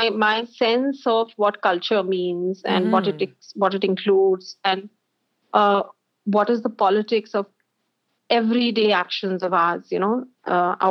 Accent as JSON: {"language": "English", "region": "Delhi", "country": "India", "tie": "born or raised there", "said": "I'm an out-and-out Delhi baby."}